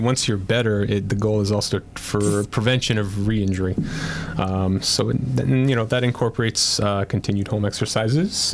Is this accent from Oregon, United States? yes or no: no; Yonkers, New York, United States; also born or lived in Bronx, New York; originally from the Bronx. Uh, yeah. Grew up in Lower Westchester, Yonkers